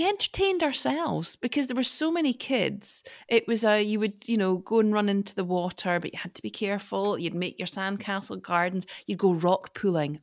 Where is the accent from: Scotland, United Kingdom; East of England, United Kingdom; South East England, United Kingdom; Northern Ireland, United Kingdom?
Scotland, United Kingdom; I'm Scottish